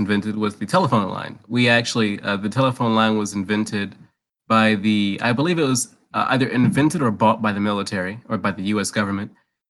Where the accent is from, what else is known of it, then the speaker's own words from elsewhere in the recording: United States; I'm from America.